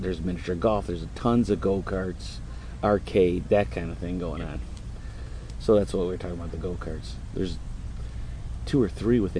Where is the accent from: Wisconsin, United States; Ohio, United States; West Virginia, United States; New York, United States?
Wisconsin, United States; Sheboygan; 60 miles, we're from Sheboygan